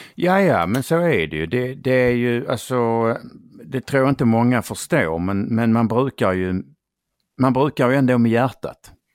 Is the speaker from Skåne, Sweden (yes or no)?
yes; Skåne, Sweden; jag kommer ju från Skåne som ja. hörs